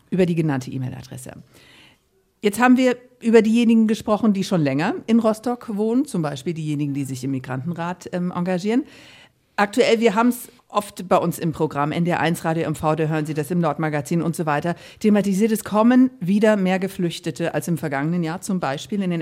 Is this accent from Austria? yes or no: no; Ukraine; German is a second language; now in Germany; Ich komme aus der Ukraine.